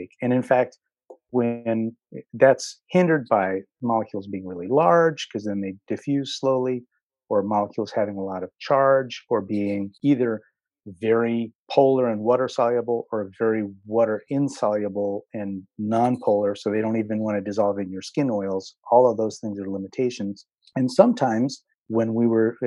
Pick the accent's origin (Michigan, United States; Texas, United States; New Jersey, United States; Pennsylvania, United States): Pennsylvania, United States; Philadelphia; I grew up in Philly